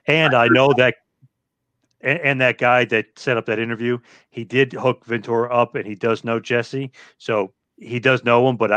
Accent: Australia; I'm from Australia.

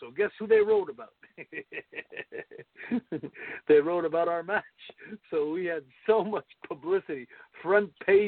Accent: Montreal, Quebec, Canada; in my hometown

